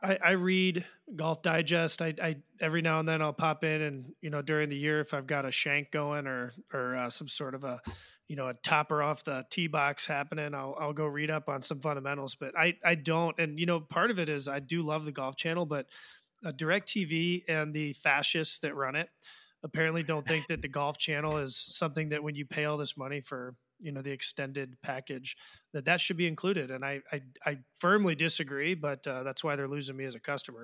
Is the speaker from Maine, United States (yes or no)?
no; Washington, District of Columbia, United States; I grew up in Washington, D C